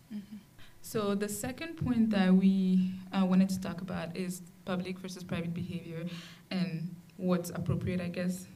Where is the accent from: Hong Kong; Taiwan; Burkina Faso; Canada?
Burkina Faso; I'm from Burkina Faso